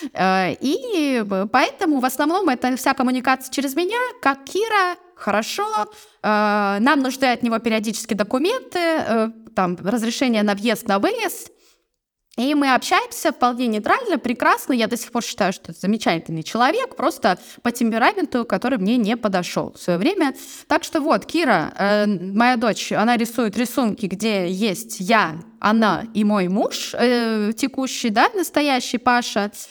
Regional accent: Vladivostok, Primorsky Krai, Russia; moved away as an adult; also born or lived in Barnaul / China; Я родилась в Владивостоке. Я приморская угу. девчонка

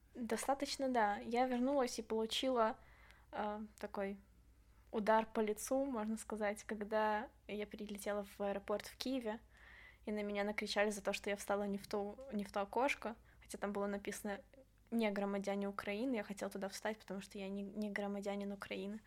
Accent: Belarus; когда ты возвращаешься в Беларусь, ну, потому что все-таки дом

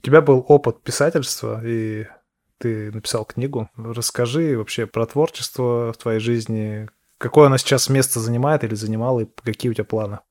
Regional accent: Ufa, Bashkortostan, Russia; Я, кстати, из Уфы

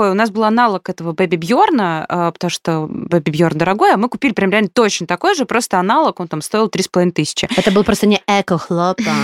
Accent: Poland; born there; Потому что я родилась в Польше, и мои родители тогда жили

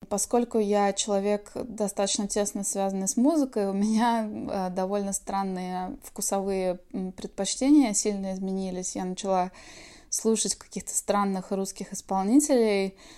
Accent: Svetlogorsk, Kaliningrad Oblast, Russia; moved away as an adult; now in California, United States; я родилась в Светлогорске, Калининградская область

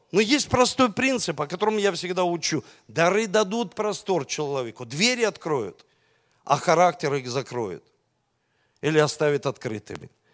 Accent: Russia; у нас двойное гражданство – России

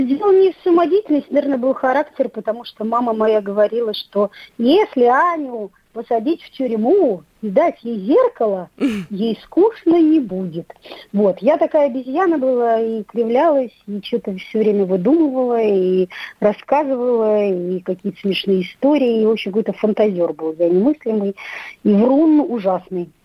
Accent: Minsk, Belarus; пошла в родном городе учиться

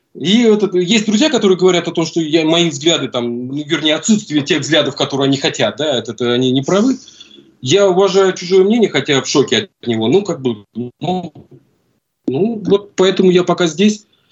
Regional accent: Russia; moved away as an adult; now in Buenos Aires, Argentina; Из России

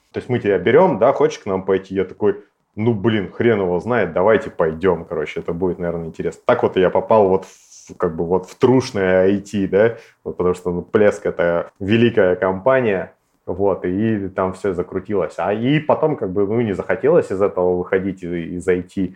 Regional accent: Novosibirsk, Novosibirsk Oblast, Russia; мы, старые сибиряки

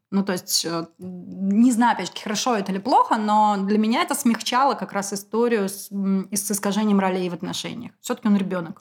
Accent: Moscow, Russia; я москвичка. Потомственная

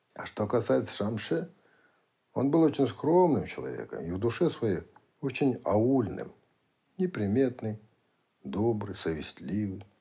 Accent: Kazakhstan; Прислали к нам из центра в Казахстан

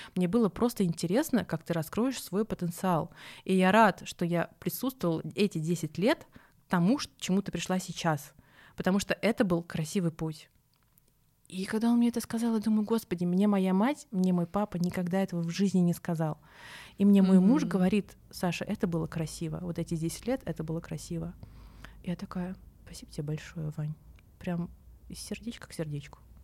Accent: Saint Petersburg, Russia; moved away as an adult; now in Moscow, Russia; я коренная петербурженка. Прям, знаете, прям коренная.

